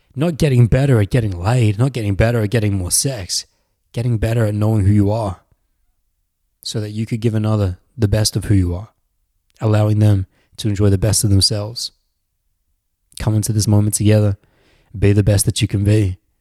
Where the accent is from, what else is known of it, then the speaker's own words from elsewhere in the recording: Australia; accent: very Australian; when I was growing up in Australia. It was mostly Australian blokes who sound like me, 'cause I have a very Australian accent